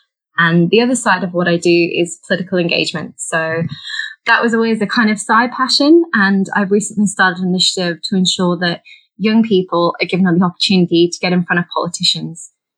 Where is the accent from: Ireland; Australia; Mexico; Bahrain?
Bahrain; People probably won't get this from my accent or indeed my name, but I was actually born and raised in Bahrain. So Bahrain is a tiny island in the Middle East.